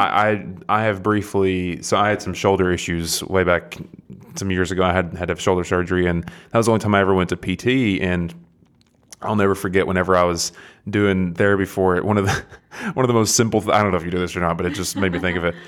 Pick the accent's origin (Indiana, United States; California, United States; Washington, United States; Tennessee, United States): Tennessee, United States; Athens; I'm from about an hour up the road. I don't know if you're familiar with Athens